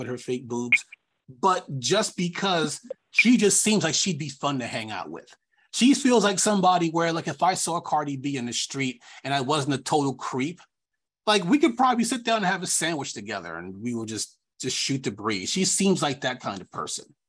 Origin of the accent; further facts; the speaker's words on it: Long Island, New York, United States; I'm from New York. I mean, I'm from Long Island